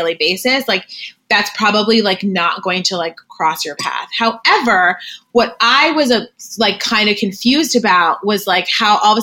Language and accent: English; Greenwich, Connecticut, United States; I grew up in Greenwich, Connecticut